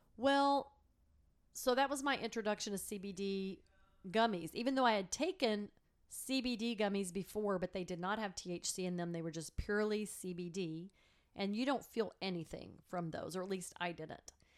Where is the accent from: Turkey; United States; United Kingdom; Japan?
United States; Texas; moved away as an adult; also born or lived in Chicago; I grew up in Texas, obviously, and I went to Texas A and M.